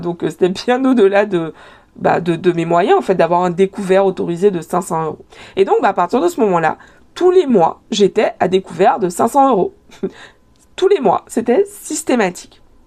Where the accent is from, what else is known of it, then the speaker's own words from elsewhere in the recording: Guadeloupe; moved away as an adult; also born or lived in Paris / Montreal; J'ai grandi en Guadeloupe, j'ai été élevée en Guadeloupe.